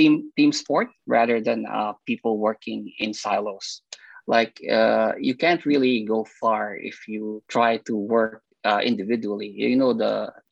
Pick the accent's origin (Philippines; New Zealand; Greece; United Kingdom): Philippines; moved away as an adult; also born or lived in Japan / Singapore / United States; now in Australia; I'm from the Philippines